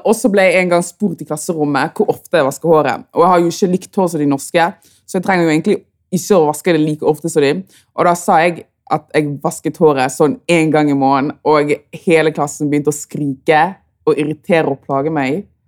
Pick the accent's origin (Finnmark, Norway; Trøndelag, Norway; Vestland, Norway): Vestland, Norway; Bergen; er født og oppvokst i Bergen, men er fra Kamerun